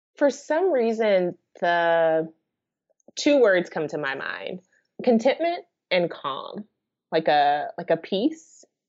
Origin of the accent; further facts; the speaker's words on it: United States; being an American